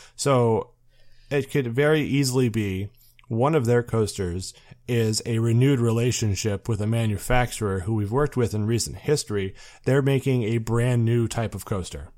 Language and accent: English; Muskegon, Michigan, United States; I grew up in Muskegon, Michigan